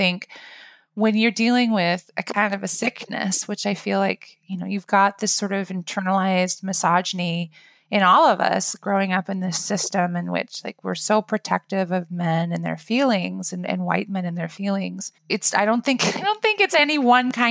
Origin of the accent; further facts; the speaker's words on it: Iowa, United States; I'm from Iowa.